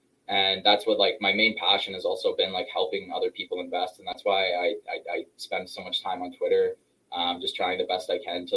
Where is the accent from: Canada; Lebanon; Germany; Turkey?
Canada; Toronto, Ontario; I'm from Canada here in Toronto.